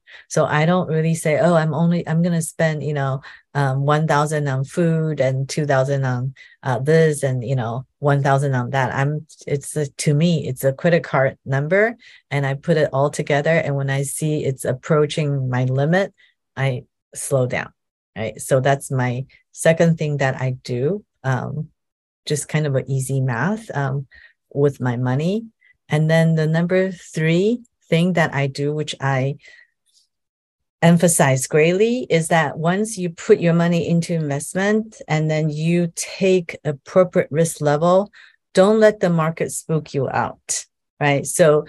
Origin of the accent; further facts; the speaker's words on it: Taiwan; now in United States; The world is definitely changing here where I am in America. It's funny when I, you know, I came from Taiwan and Taiwan is definitely very equal in terms of gender employment